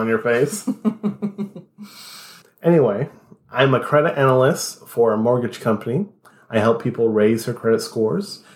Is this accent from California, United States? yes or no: yes; Morgan Hill, California, United States; moved away as an adult; now in Arizona, United States; I grew up primarily in the Bay Area, a town called Morgan Hill, a small-ish town